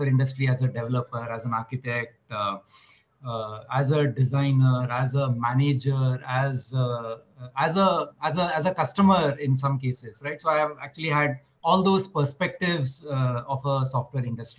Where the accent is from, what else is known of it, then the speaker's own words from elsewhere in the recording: Mumbai, Maharashtra, India; born and brought up in Mumbai.